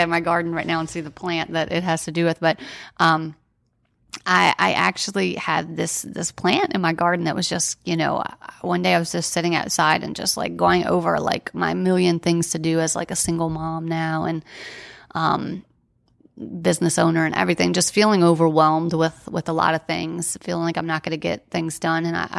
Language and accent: English; New Orleans, Louisiana, United States; And, you know, we're from New Orleans. So we kind of uprooted our lives, our careers, everything to be there and get him well.